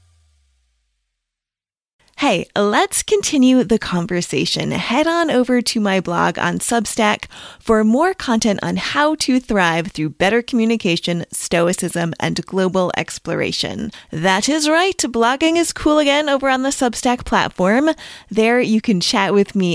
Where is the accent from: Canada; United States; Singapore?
United States; New England; I grew up in New England and we call grinders grinders